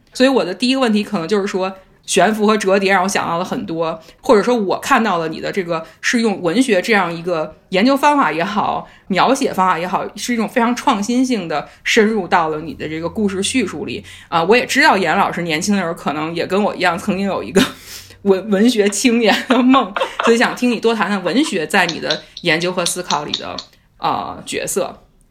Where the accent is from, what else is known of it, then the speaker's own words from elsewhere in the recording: Beijing, China; moved away as an adult; now in Buffalo, United States; 我也是北京人